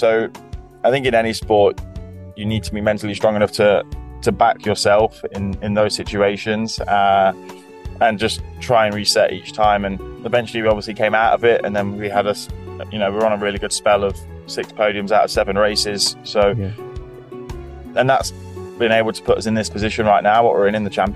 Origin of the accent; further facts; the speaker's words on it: Leicester, East Midlands, United Kingdom; I'm originally from Leicester